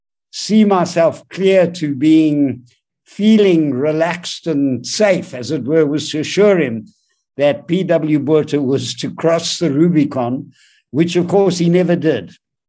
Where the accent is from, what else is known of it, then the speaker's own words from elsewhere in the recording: Johannesburg, Gauteng, South Africa; I grew up in Johannesburg in Bellevue, Yeovil Boys Primary, and then Highlands North High.